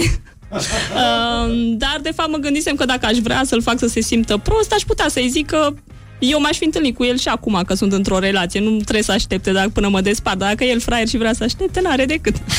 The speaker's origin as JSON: {"language": "Romanian", "country": "Romania", "moved": "yes", "lives_now": "Geneva, Switzerland", "said": "sunt din România"}